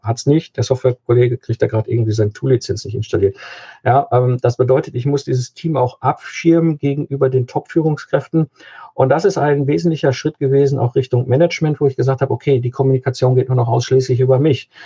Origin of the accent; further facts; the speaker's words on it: Cologne, North Rhine-Westphalia, Germany; hier im Kölner Raum, ich komme aus Köln